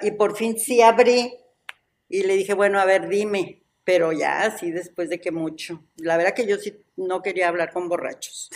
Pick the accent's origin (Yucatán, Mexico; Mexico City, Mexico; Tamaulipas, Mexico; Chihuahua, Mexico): Tamaulipas, Mexico; Ciudad Victoria; Somos de Ciudad Victoria